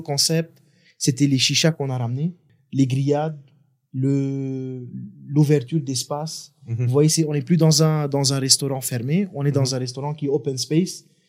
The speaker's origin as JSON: {"language": "French", "country": "Lebanon", "tie": "born or raised there", "moved": "as an adult", "lives_now": "Madagascar", "said": "j'ai grandi au Liban, j'ai fait mes études au Liban."}